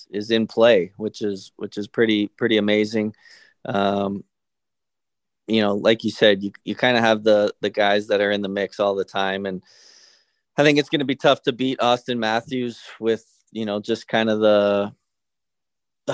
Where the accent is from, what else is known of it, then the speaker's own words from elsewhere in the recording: Canada; moved away as an adult; now in Tampa, United States; I'm Canadian